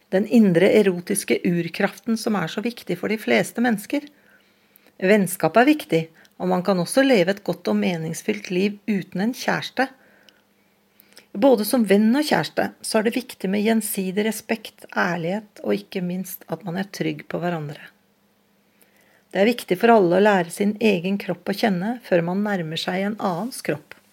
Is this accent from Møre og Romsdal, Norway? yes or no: no; Oslo, Norway; Jeg vokste opp på Vålerenga i Oslo